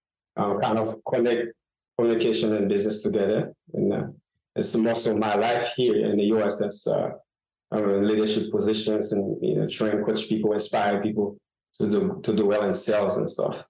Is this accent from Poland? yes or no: no; Haiti; moved away as an adult; now in Miami, United States; I was born and raised in Haiti. I would say most of my life I spent in Haiti.